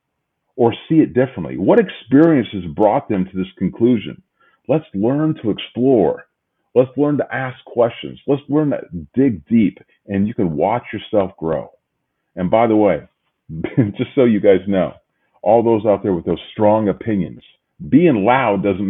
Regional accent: Midwest, United States; the old good old Midwest where I'm from

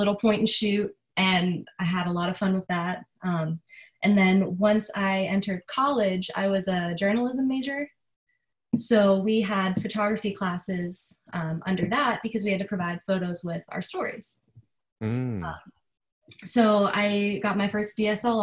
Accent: Pennsylvania, United States; moved away as an adult; now in Charleston, United States; I'm originally from Pennsylvania. So once I moved to Charleston

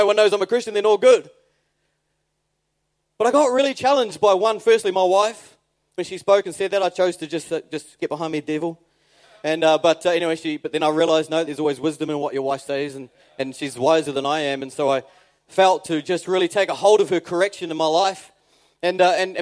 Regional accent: New Zealand; moved away; I'm a New Zealander

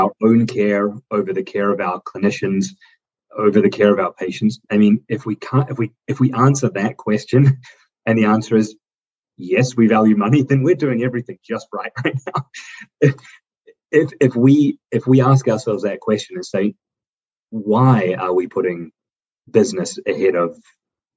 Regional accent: New Zealand; moved away as an adult; now in United States; I grew up in the New Zealand system until I came to the U.S. in my 20s

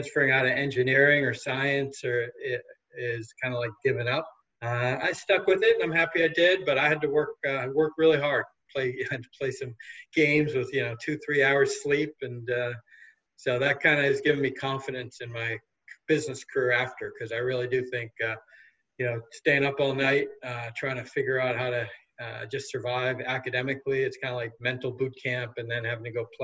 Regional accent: Newton, Massachusetts, United States; I grew up in Newton, Massachusetts, about 8 miles west of Boston

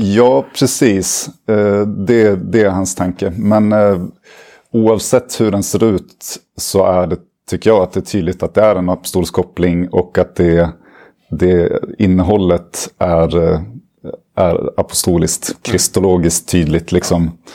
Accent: Uppsala, Uppsala County, Sweden; also born or lived in Lund; jag är uppvuxen i Uppsala

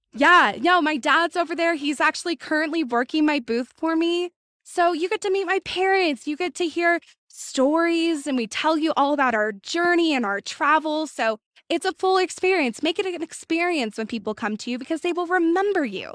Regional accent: Washington, United States; I'm from Washington

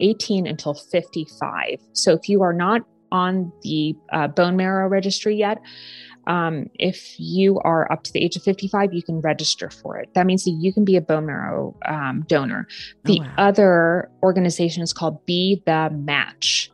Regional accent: Japan; now in United States; I'm from Japan

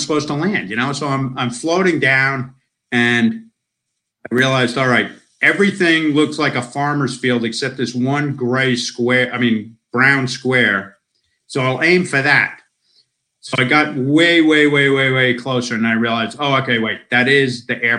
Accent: United States; moved away as an adult; now in Australia; I'm an American citizen. I spent most of my life in America

